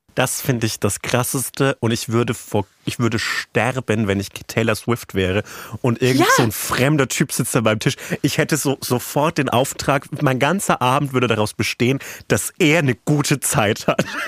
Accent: rural Franconia, Bavaria, Germany; accent: Franconian; Und ich bin im ländlichen Franken aufgewachsen.

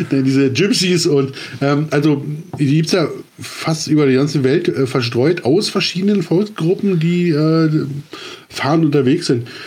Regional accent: East Germany, Germany; Genau. Oder, ich, oder als Ossi, ja, ja, ist so, Entschuldigung, kommen damit klar.

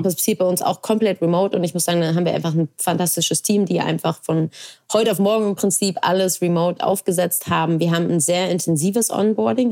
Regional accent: Hamburg, Germany; weil ich gebürtige Hamburgerin bin

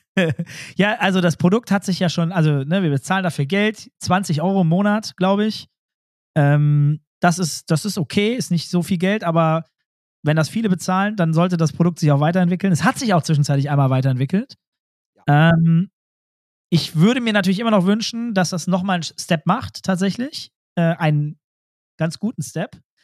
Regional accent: Germany; ich bin ja auch Deutscher

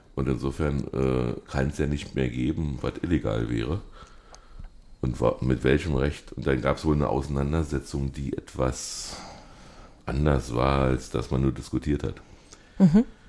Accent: Berlin, Germany; bei uns in Berlin

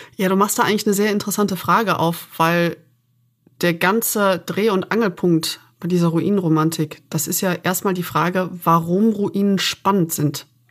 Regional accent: Aachen, North Rhine-Westphalia, Germany; mit denen ich aufgewachsen bin in Aachen

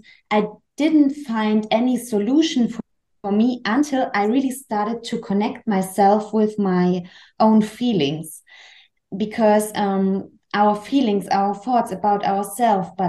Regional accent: Chemnitz, Saxony, Germany; English is a second language; moved away as an adult; And I'm from Germany. I was born in Chemnitz. It's close to Dresden. Maybe you know, it's a really big city in Saxony

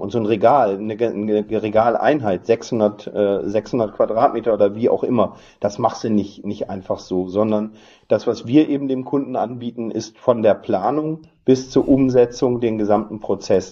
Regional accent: Northern Germany, Germany; bin ähm, gebürtiger Norddeutscher

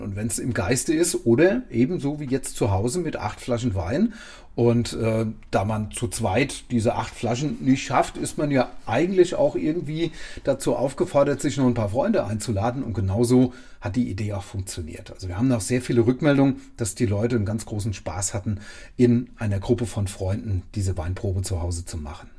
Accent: Lörzweiler, Rhineland-Palatinate, Germany; um meine Heimatgemeinde

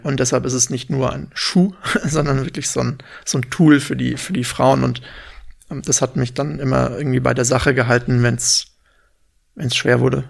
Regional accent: Freiburg im Breisgau, Baden-Württemberg, Germany; moved away as an adult; also born or lived in St. Gallen, Switzerland; now in Berlin, Germany; komme ursprünglich aus Freiburg im Schwarzwald

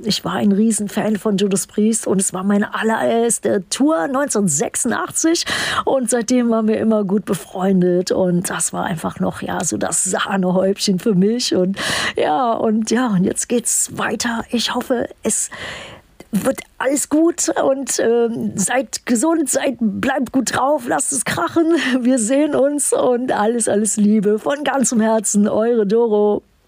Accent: Düsseldorf, North Rhine-Westphalia, Germany; moved away; in meiner alten Heimat Düsseldorf

